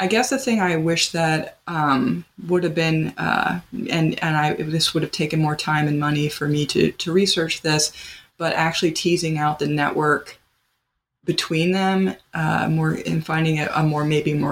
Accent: Pennsylvania, United States; now in Wisconsin, United States; I'm from Pennsylvania

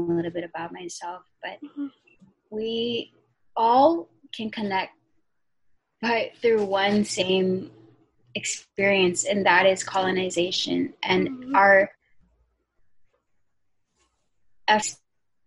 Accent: Hawaii, United States; I was born and raised in the United States, but I'm still Filipina

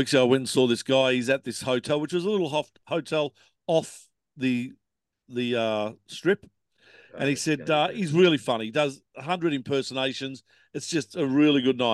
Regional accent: Australia; I'm from Australia

